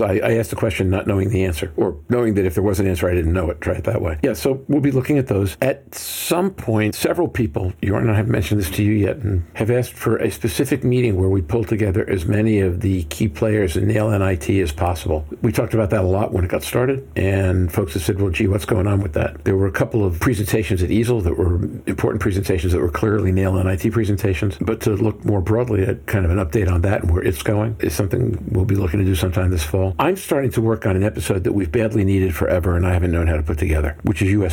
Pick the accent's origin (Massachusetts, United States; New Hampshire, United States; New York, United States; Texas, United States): New York, United States; Brooklyn or Long Island; I come from Brooklyn or Long Island, which is close enough